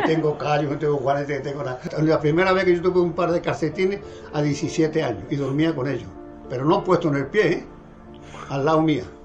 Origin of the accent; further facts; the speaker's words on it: Morón de la Frontera, Andalusia, Spain; moved away as an adult; Vengo de Morón de la Frontera, un pueblo de la provincia de Sevilla